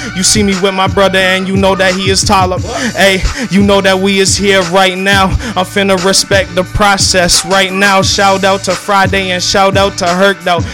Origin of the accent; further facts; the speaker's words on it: Mississauga, Ontario, Canada; I'm from a small area inside Mississauga.